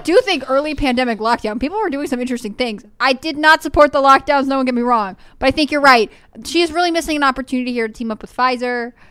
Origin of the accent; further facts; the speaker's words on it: Connecticut, United States; moved away; also born or lived in Texas; growing up in Connecticut